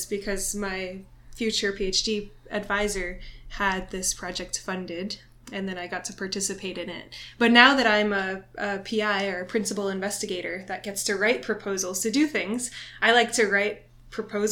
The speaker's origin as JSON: {"language": "English", "area": "south of Boston", "region": "Massachusetts", "country": "United States", "tie": "born or raised there", "moved": "as an adult", "lives_now": "Honolulu, United States", "said": "I grew up in Massachusetts originally, just south of Boston"}